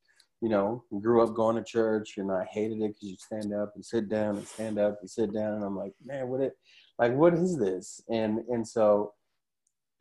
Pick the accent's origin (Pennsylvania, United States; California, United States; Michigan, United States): California, United States; Huntington Park; now in Orange County, United States; I grew up in Huntington Park, which is right next to Compton